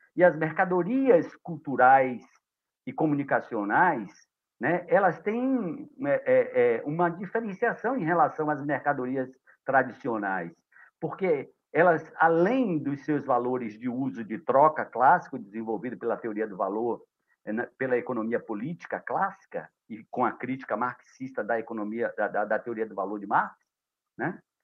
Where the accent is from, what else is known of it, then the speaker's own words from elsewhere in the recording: Itacaré, Bahia, Brazil; eu estou falando de Itacaré nesse momento, aqui em minha terra